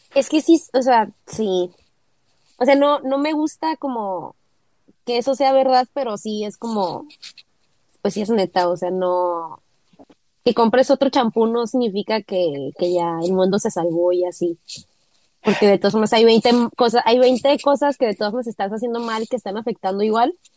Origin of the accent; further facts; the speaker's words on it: Tijuana, Baja California, Mexico; somos ambos de Tijuana born and raised, nacidos y educados